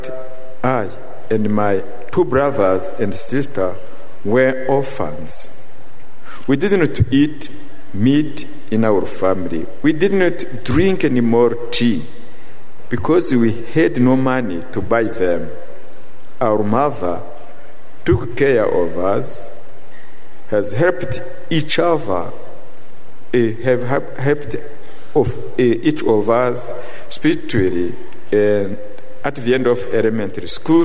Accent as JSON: {"language": "English", "country": "Rwanda", "tie": "born or raised there", "said": "I come from Rwanda, the country where occurred the last genocide. When I was a child, some nights I would go with my mother and hide in the bush"}